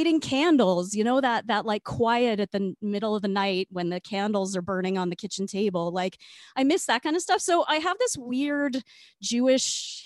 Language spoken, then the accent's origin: English; Regina, Saskatchewan, Canada; now in Calgary, Canada; I grew up in Regina